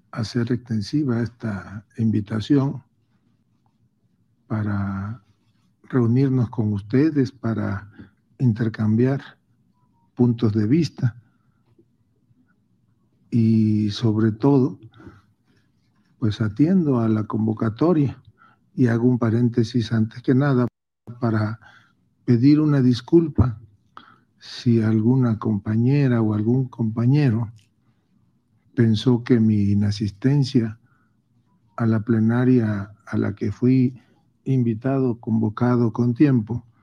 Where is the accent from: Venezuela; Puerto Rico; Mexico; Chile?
Mexico; tenemos que confiar como mexicanos en la profesionalización